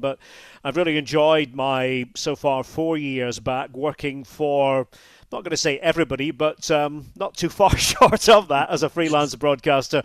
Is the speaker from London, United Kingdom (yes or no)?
no; Scotland, United Kingdom; I grew up in the U K